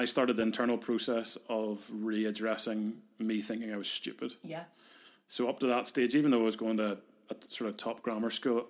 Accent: Carrickfergus, Northern Ireland, United Kingdom; also born or lived in Belfast; We were growing up in Carrick

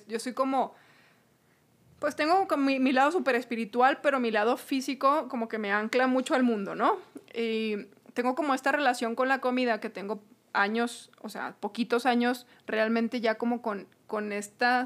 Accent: Hidalgo del Parral, Chihuahua, Mexico; somos de Parral, tú ahorita ya no vives en Parral, yo tengo poquito aquí

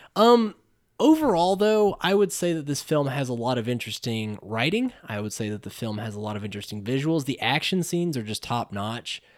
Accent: Johnson City, Tennessee, United States; also born or lived in Unicoi, Tennessee; I was from Johnson City

